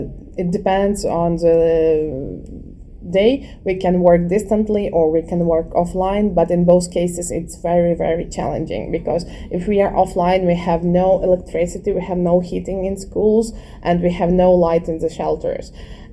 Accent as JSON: {"language": "English", "town": "Lviv", "region": "Lviv Oblast", "country": "Ukraine", "moved": "yes", "lives_now": "Ivano-Frankivsk Oblast, Ukraine", "said": "I'm from Lviv, but now I'm living in Ivano-Frankivsk region"}